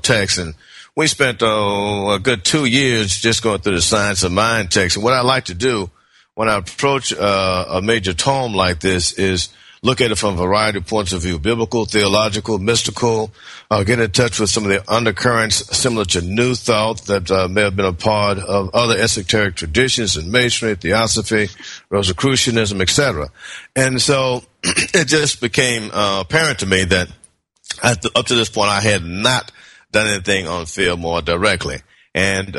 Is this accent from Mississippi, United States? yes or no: no; Memphis, Tennessee, United States; moved away as an adult; also born or lived in Berkeley, California; now in Decatur, United States; I'm from Memphis, Tennessee